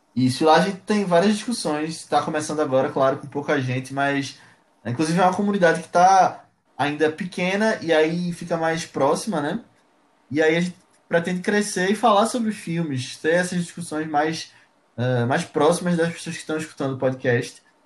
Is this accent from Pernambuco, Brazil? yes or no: yes; Recife, Pernambuco, Brazil